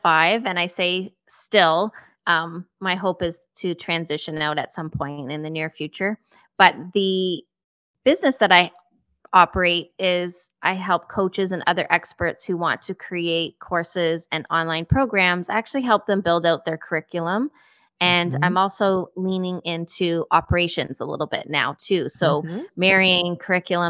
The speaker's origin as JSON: {"language": "English", "country": "Canada", "said": "we are Canadian too"}